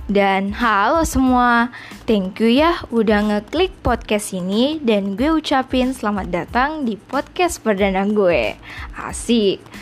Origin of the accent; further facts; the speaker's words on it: Makassar, South Sulawesi, Indonesia; Gue salah satu siswi dari SMK Negeri 1 Makassar, jurusan bisnis daring dan pemasaran. Ya, betul, gue asli Bugis Makassar.